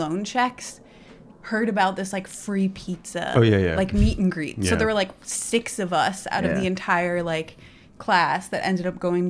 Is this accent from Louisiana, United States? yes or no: no; Boston, Massachusetts, United States; moved away as an adult; also born or lived in Colorado / New Orleans; now in New York City, United States; I moved here from New Orleans. I grew up in Boston, went to undergrad in Colorado, moved to New Orleans, was there for 4 years, maybe, and then moved here.